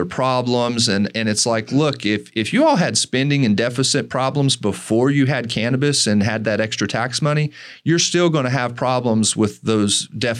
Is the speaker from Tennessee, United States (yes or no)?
yes; Tennessee, United States; I grew up in Tennessee